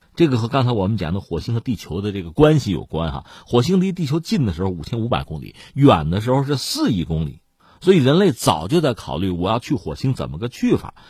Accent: China; 作为中国人

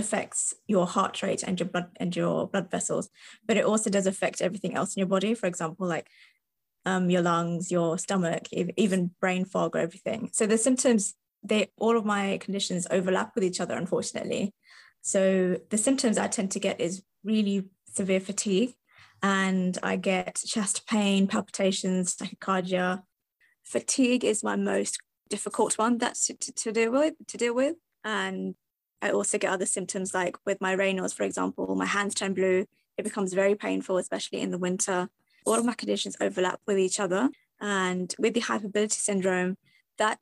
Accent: Kent, South East England, United Kingdom; I'm from Kent

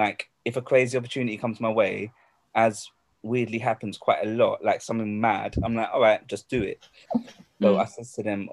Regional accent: London, United Kingdom; I'm from London, you know. But, my roots is that, my mum is Singaporean. I'm not sure about my father. But I'm from London.

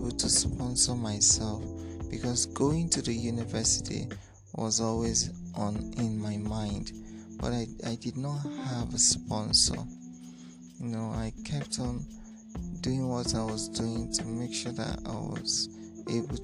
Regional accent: Ikot Andem Itam, Itu, Akwa Ibom, Nigeria; I'm from Ikotandemitam, Itu local government area, Akwa Ibom State.

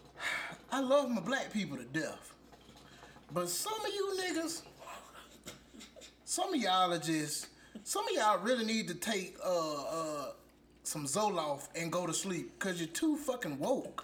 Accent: Alabama, United States; Yes, I'm from Alabama

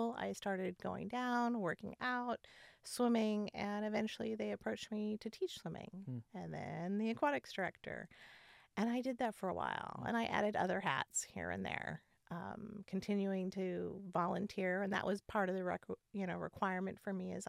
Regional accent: Southern California, United States; moved away as an adult; also born or lived in Wisconsin / Oklahoma / Iowa; now in Pacific Northwest, United States; I grew up in Southern California, but was born in Wisconsin.

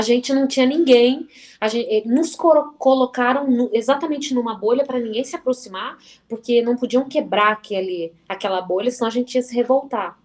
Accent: Varginha, Minas Gerais, Brazil; moved away; ter saído de Varginha

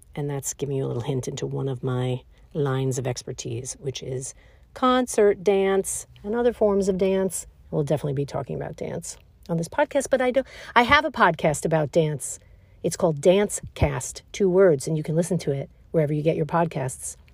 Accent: New York City, New York, United States; I was born and raised in Brooklyn, New York

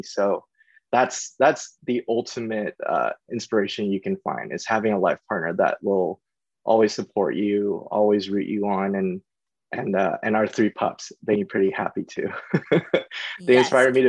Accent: East Coast, United States; when I came out here, I was actually very, very sort of self-conscious because I came from the East Coast. I didn't really know anyone here.

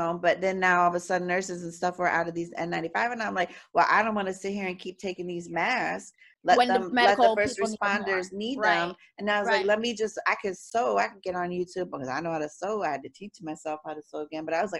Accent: Florida, United States; Because Floridians, we have to go get a case of beer.

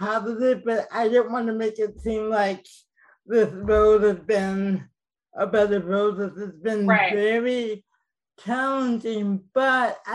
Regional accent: Oak Park, Illinois, United States; moved away as an adult; also born or lived in Chicago; I grew up in Oak Park, Illinois, which is a suburb of Chicago

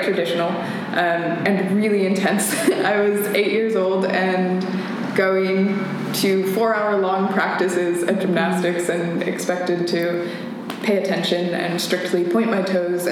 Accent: Missoula, Montana, United States; moved away; I was born and raised in Missoula, Montana

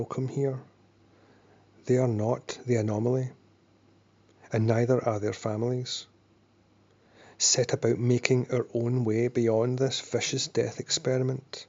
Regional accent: Glasgow, Scotland, United Kingdom; I'm from Glasgow.

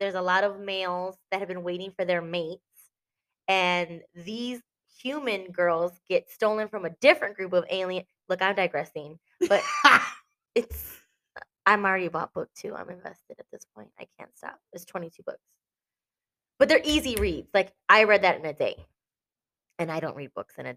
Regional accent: Texas, United States

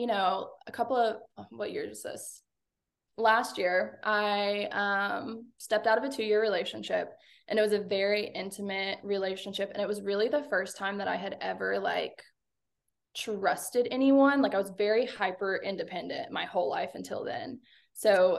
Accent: Arkansas, United States; I'm from Arkansas.

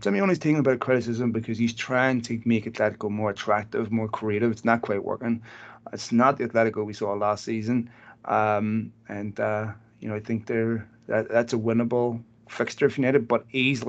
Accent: Belfast, Northern Ireland, United Kingdom; I knew when I was a kid growing up in Belfast

